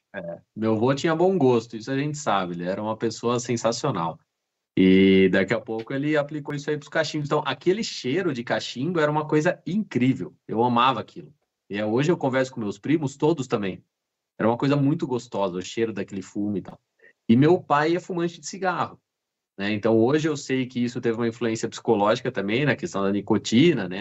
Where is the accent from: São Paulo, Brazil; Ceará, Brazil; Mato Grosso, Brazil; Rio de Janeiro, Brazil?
São Paulo, Brazil; Jundiaí; moved away as an adult; also born or lived in Rio Grande do Sul; now in Caxias do Sul, Brazil; eu sou do interior de São Paulo, de Jundiaí, e eu vim eh, para o Rio Grande do Sul em 2008